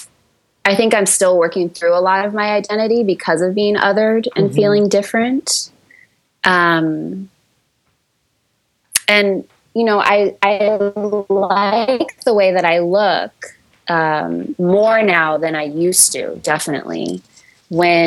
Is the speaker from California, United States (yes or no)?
yes; San Francisco Bay Area, California, United States; where I grew up in the San Francisco Bay Area, in a suburb of the Bay